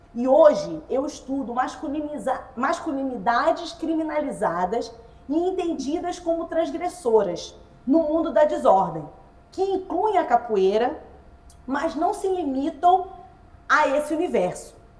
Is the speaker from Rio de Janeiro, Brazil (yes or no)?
yes; Nilópolis, Rio de Janeiro, Brazil; also born or lived in Nova Iguaçu; Eu sou da Baixada Fluminense, eu sou nascida em Milópolis, é, né? na verdade nascida em Nova Iguaçu e criada em Milópolis